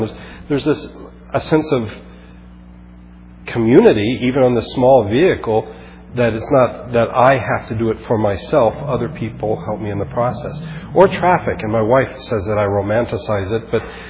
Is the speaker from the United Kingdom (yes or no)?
no; Philippines; Growing up in the Philippines, I remember just being struck by the fact that people knew their third and fourth cousins.